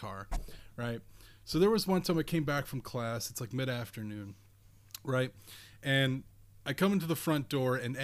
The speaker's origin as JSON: {"language": "English", "region": "Nova Scotia", "country": "Canada", "also_born_or_lived": "southern Ontario", "moved": "yes", "lives_now": "Ontario, Canada", "said": "I'm originally from Nova Scotia"}